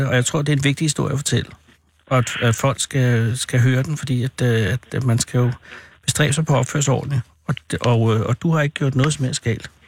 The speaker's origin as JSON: {"language": "Danish", "town": "Bræstrup", "region": "Central Denmark Region", "country": "Denmark", "said": "jeg er fra Bræstrup."}